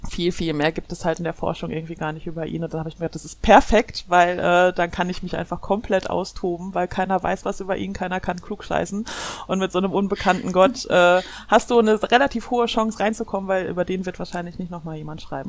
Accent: Germany; also born or lived in Ruhr area; Ich komme aus Deutschland. Ich lebe im Ruhrgebiet

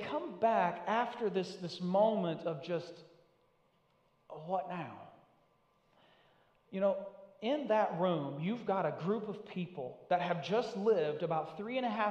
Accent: Northeast Tennessee, United States; now in New England, United States; I'm from Northeast Tennessee. I'm about as far from native to New England as you can get.

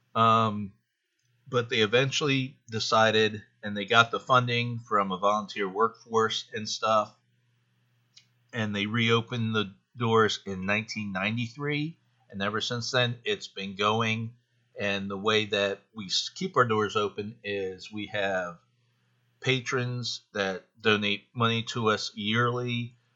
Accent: Carlisle, Pennsylvania, United States; I live in Carlisle, Pennsylvania

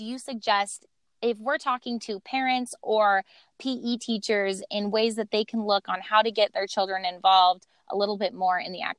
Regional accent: Montana, United States; moved away as an adult; now in North Dakota, United States; So I personally am from pretty rural states. I am from Montana. And I go to school in North Dakota right now.

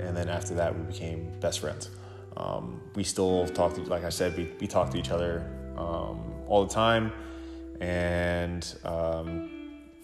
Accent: Sable, New York, United States; also born or lived in Central Islip, New York; I first moved to Sable, New York, when I was in second grade.

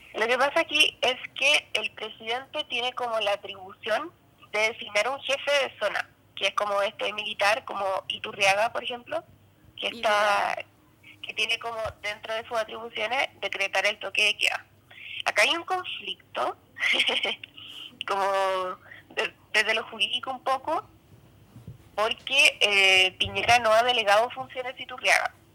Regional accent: Chimbarongo, O'Higgins, Chile; now in Maipú, Chile; yo vivo en Maipú ahora, pero yo soy de Chimbarongo

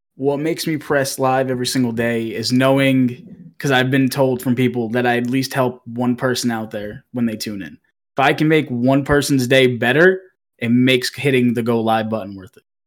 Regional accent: Massachusetts, United States; now in Kentucky, United States; I am originally from Massachusetts. I live in Kentucky now

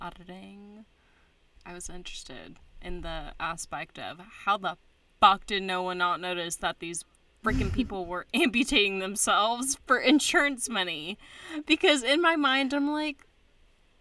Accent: Texas, United States; I'm from Texas

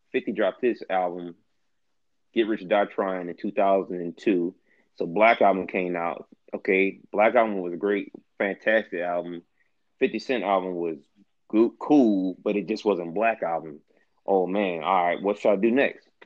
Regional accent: New York, United States; I'm from New York.

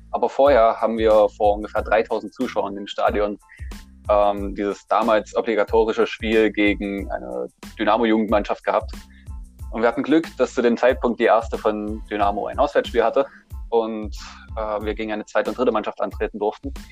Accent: Saxony, Germany; born there; ich bin gebürtiger Sachse, äh, wohne aber schon seit mittlerweile 18 Jahren in der Nähe von Halle an der Saale.

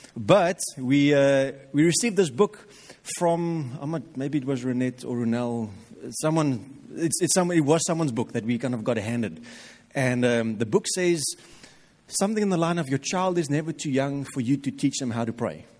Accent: South Africa; we as Afrikaans people

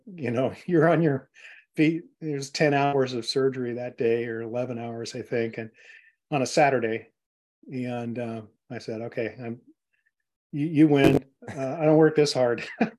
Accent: Scotland, United Kingdom; We're all Scots. I'm from Scotland

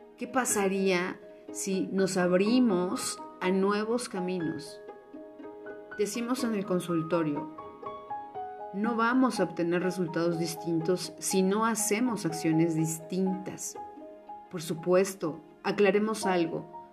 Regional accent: Mexico; en una cultura como la mexicana, donde partimos de familias que le llamamos muéganos

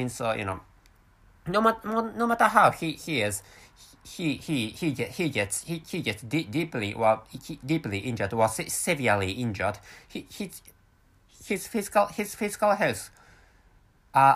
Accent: Japan; first language Japanese; English is a second language; my mother tongue is Japanese, and I work for a fairly huge Japanese company

